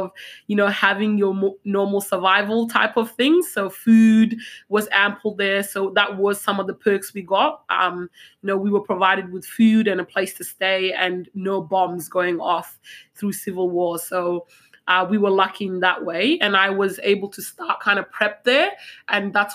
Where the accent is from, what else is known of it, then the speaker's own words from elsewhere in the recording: Australia; also born or lived in South Sudan; I grew up in Australia. I see myself as Australian.